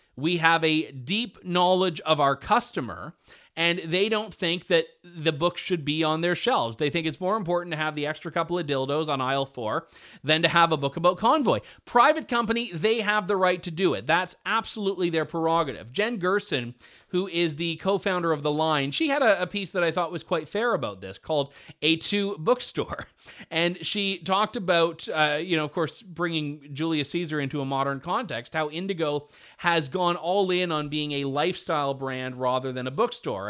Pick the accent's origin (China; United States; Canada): Canada; Canadian storyteller here